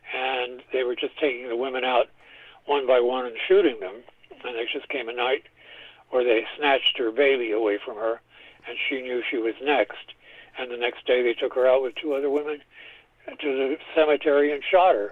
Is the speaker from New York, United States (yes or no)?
yes; New York City, New York, United States; also born or lived in Spain / San Francisco Bay Area; I grew up in New York City